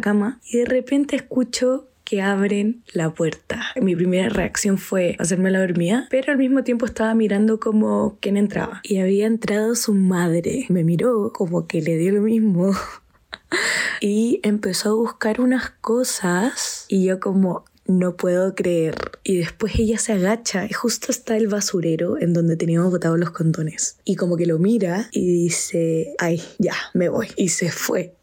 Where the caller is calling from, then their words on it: Chile; lo escucho desde Chile